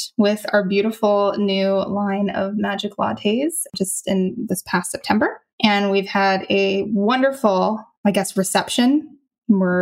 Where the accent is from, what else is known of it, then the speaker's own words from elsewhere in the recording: Canada; moved away as an adult; also born or lived in Malaysia; I'm from Canada